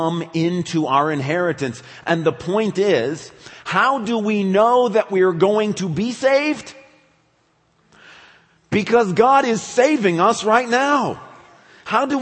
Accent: West Michigan, United States; I grew up in West Michigan

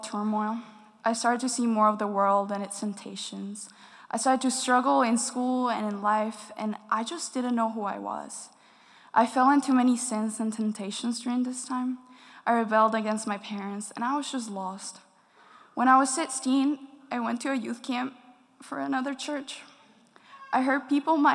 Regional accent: Dominican Republic; I was born and raised in the Dominican Republic

